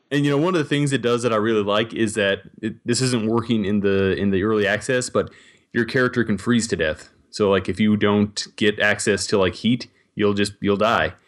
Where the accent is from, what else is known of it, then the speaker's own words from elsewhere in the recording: Montana, United States; growing up in Montana